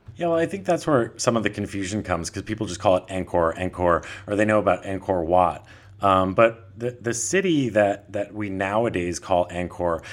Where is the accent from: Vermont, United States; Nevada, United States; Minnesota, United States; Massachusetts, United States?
Vermont, United States; moved away as an adult; also born or lived in Honolulu, Hawaii; now in Thailand; I'm originally from Vermont